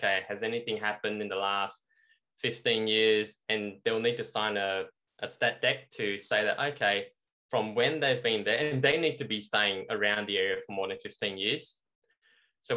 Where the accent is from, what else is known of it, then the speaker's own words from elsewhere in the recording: Melbourne, Victoria, Australia; we're from Melbourne, you know, so inner city.